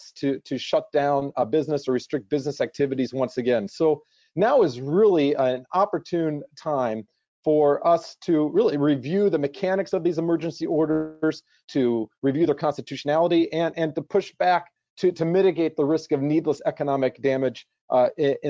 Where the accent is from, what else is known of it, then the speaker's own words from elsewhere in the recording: Ohio, United States; moved away; my home state of Ohio